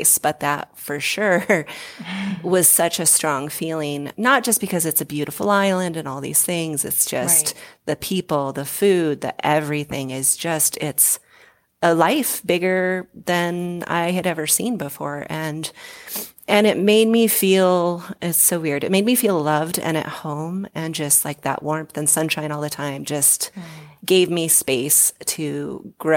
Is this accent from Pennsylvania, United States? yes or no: no; Southern Oregon coast, United States; moved away as an adult; also born or lived in Hawaii; now in Colorado, United States; I'm from the Southern Oregon coast, a really small town. Almost all my family still lives there